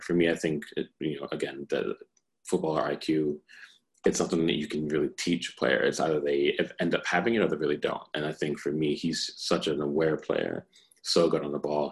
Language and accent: English; United States; being an American